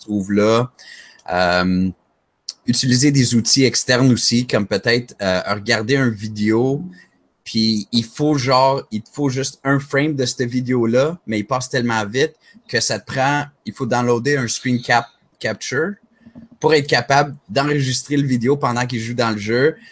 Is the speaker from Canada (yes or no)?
yes; Montreal, Quebec, Canada; je suis Montréalais